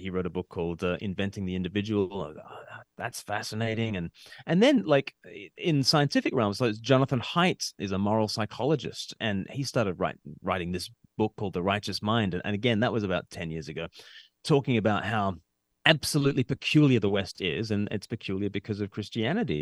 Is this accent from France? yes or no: no; Sydney, New South Wales, Australia; now in United Kingdom; I grew up in Australia and I've, I live in the U K now